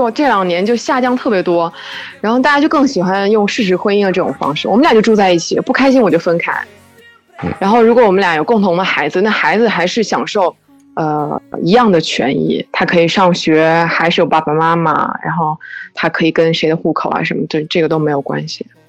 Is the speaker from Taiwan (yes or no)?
no; Fujian, China; moved away as an adult; now in Barcelona, Spain; 我是福建人。